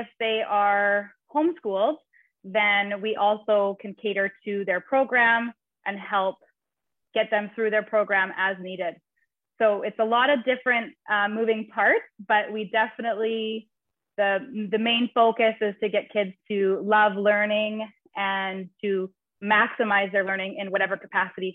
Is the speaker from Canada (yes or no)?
yes; Canada; moved away as an adult; now in Nosara, Costa Rica; I'm originally from Canada.